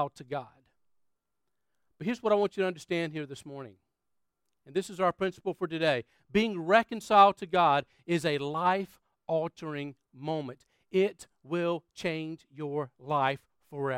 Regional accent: Florence, South Carolina, United States; moved away; Florence, South Carolina, where my hometown was

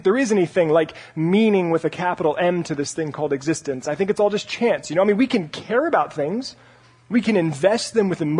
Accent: Parker, Colorado, United States; moved away as an adult; also born or lived in Santa Barbara, California; my room in my house back in Parker, Colorado

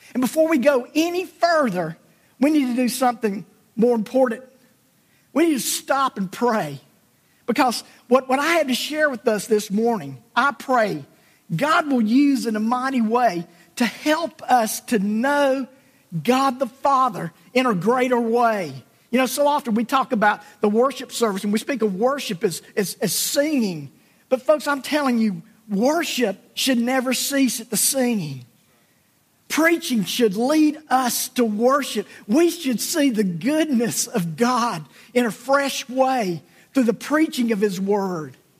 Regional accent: South Alabama, United States; my childhood growing up in South Alabama

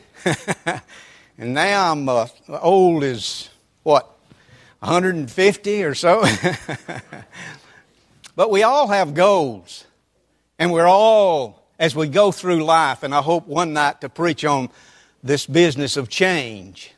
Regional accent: Roswell, United States; I grew up in the First Methodist Church of Roswell

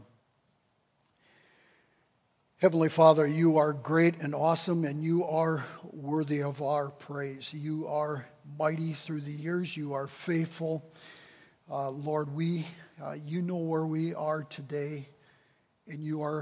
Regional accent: Wisconsin Rapids, Wisconsin, United States; moved away as an adult; also born or lived in Decatur, Illinois; move from my hometown of Wisconsin Rapids to Decatur, Illinois

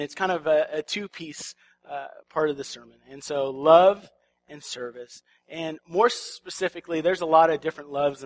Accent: Washington, United States; We're from the Pacific Northwest. We're from Washington.

